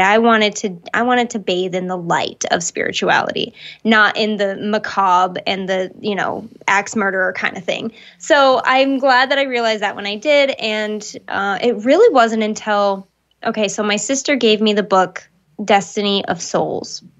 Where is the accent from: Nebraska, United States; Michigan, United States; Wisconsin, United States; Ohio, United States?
Michigan, United States; where I grew up in Michigan